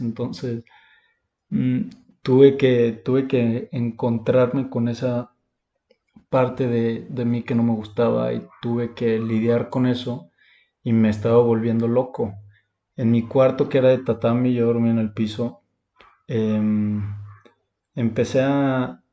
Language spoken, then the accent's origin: Spanish; Mexico; yo, como mexicano, no podía manejar allá